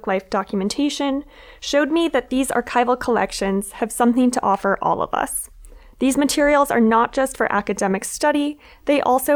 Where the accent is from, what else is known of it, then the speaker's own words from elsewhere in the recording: Minnesota, United States; I was a college student who had never lived anywhere else besides my home state of Minnesota